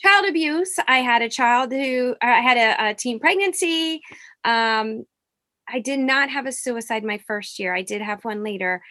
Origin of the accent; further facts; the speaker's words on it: Norristown, Pennsylvania, United States; I grew up in, uh, it's called Norristown, Pennsylvania